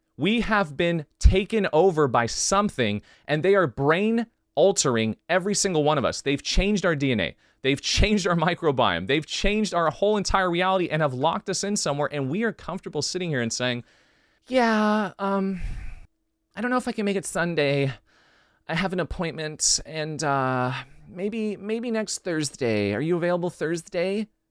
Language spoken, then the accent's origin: English; United States; I'm from the United States